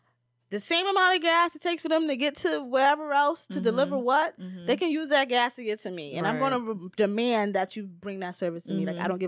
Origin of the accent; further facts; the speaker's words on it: New York, United States; because I grew up in the neighborhoods I've grew up in, like I'm from the South Bronx. Right now I live in East New York.